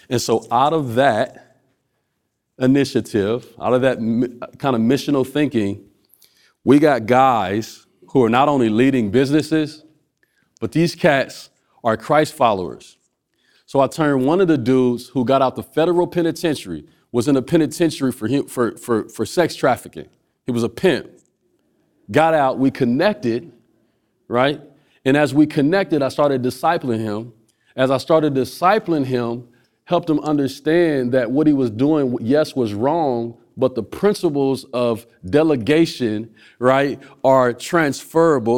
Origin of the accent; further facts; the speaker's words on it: Omaha, Nebraska, United States; where I was literally born at. I was born in Village One